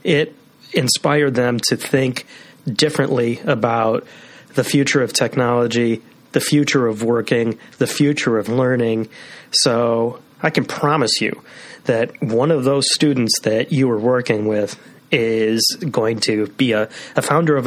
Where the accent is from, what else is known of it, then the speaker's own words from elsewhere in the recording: Skokie, Illinois, United States; growing up in Skokie